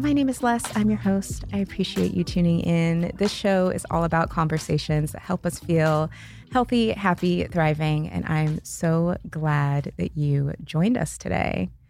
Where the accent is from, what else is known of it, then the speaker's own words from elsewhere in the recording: Seattle, Washington, United States; now in Los Angeles, United States; I am from Seattle.